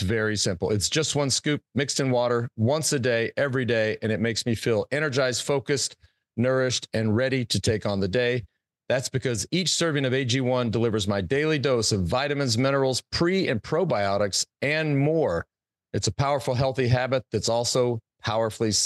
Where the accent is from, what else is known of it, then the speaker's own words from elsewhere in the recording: Plano, Texas, United States; I grew up in Plano